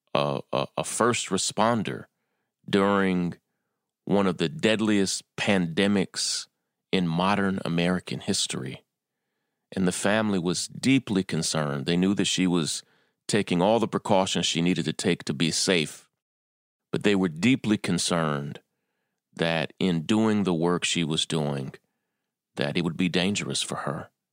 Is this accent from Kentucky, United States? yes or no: yes; Kentucky, United States; moved away as an adult; also born or lived in Atlanta, Georgia / California; now in New York, United States; I was born and raised in Kentucky